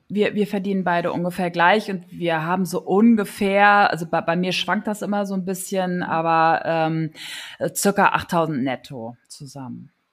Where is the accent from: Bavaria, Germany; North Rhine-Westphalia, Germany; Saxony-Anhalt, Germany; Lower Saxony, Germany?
North Rhine-Westphalia, Germany; Neuss; moved away as an adult; also born or lived in Mönchengladbach / Zons / Cologne; now in Kiel, Germany; Ich äh, bin groß geworden in Neuss